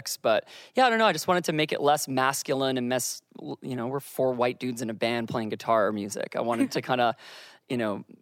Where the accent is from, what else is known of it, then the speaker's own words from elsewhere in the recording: Victoria, British Columbia, Canada; I grew up in Victoria, BC